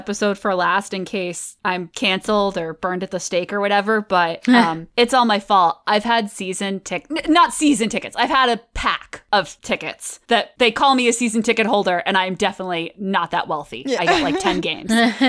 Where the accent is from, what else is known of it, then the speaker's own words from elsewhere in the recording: Connecticut, United States; And I came here from Connecticut. Yeah, I moved to the city and had to kind of adjust, but it's still within the same region.